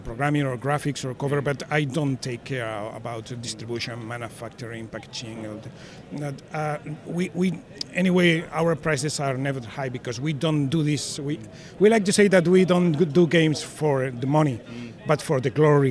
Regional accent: Spain; I'm from Spain

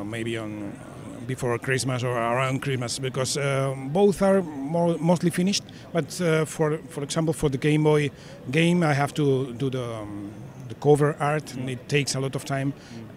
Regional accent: Spain; I'm from Spain

